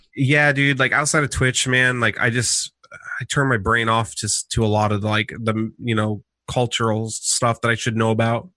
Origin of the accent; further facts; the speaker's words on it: Portland, Oregon, United States; also born or lived in Eugene; I'm from Portland